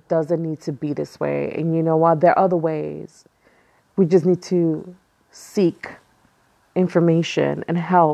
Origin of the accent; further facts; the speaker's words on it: New York City, New York, United States; I was born and raised in Brooklyn, East New York, which is the hood.